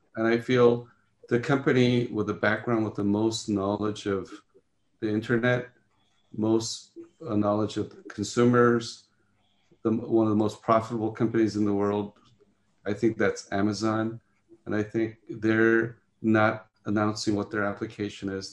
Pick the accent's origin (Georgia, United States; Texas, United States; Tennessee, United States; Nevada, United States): Nevada, United States; Las Vegas; I grew up in Las Vegas.